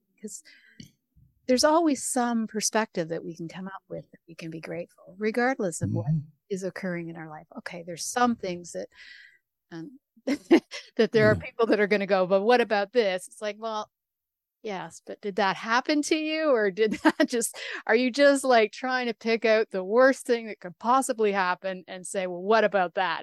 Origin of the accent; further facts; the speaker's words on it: Canada; I'm from Canada